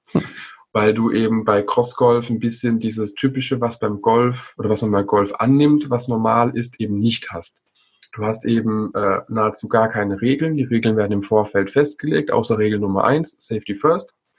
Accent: Rhine Plain and the Palatinate, Rhineland-Palatinate, Germany; in der Rheinebene und der Pfalz, wo ich ja herkomme

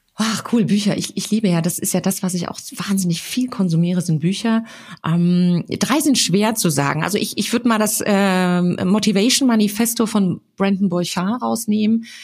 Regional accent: Frankfurt, Hesse, Germany; ich komme ja aus Frankfurt

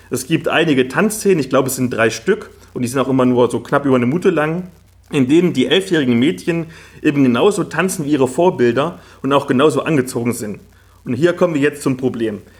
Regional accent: Halle, Saxony-Anhalt, Germany; Also ich komme ja aus Halle Neustadt, das ist so ein Ghetto im tiefsten Osten

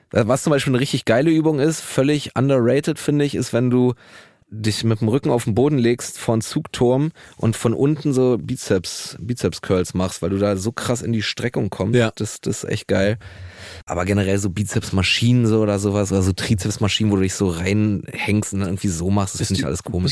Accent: Berlin, Germany; ich bin auch in Neukölln groß geworden

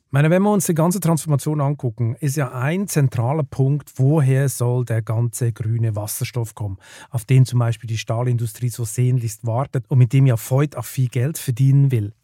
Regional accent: Switzerland; ich bin ja als Schweizer, bin ich beinahe aufgewachsen mit diesen, äh, mit diesen Staudämmen da in den Alpen

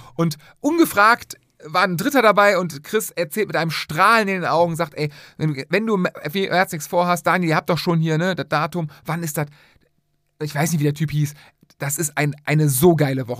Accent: Cologne, North Rhine-Westphalia, Germany; wir sind Rheinländer, wir sind Kölner.

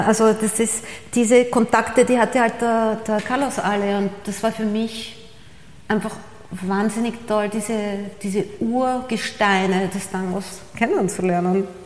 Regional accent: Austria; moved away as an adult; also born or lived in Buenos Aires, Argentina / New York, United States / Paris, France / Costa Blanca, Spain; als Österreicherin

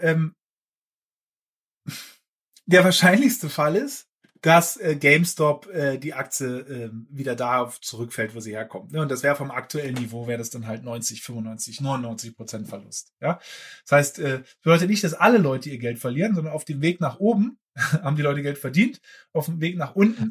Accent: Germany; also born or lived in Berlin; ich bin ja Berliner, ne? Äh, wie du weißt. Ursprünglich, dann aus Friesland aufgewachsen

